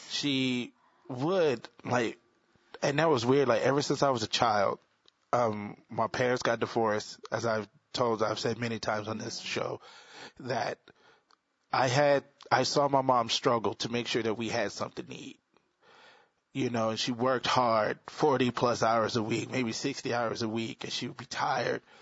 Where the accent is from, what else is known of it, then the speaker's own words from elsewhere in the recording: the South, United States; I'm from the South